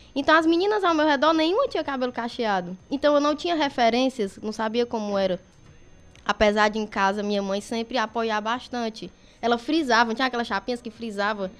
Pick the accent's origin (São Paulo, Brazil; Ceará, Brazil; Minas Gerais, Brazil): Ceará, Brazil; Crateús; sou natural de Crateús.